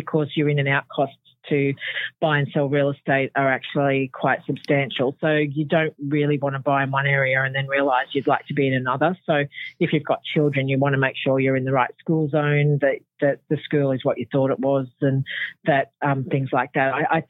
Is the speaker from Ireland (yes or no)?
no; Sydney, New South Wales, Australia; I came from Sydney originally and I've been up here now for 28 years, I think.